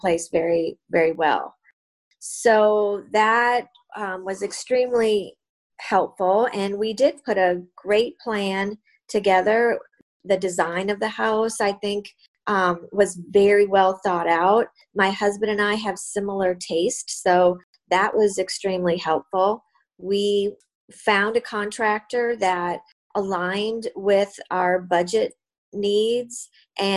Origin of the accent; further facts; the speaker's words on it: Southwest Minnesota, United States; also born or lived in Dallas, Texas; now in Naples, United States; I grew up in Midwest Minnesota, or, you know, in Minnesota, Southwest Minnesota